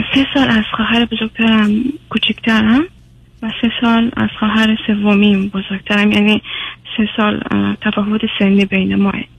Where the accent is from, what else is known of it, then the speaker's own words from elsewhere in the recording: Iran; also born or lived in Afghanistan; now in Sweden; من چون بزرگ شده ایرانم